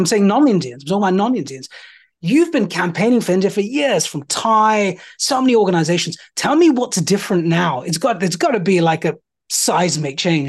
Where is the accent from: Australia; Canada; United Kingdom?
United Kingdom; accent: British; depending on the setting I'm in, I have to turn up my British accent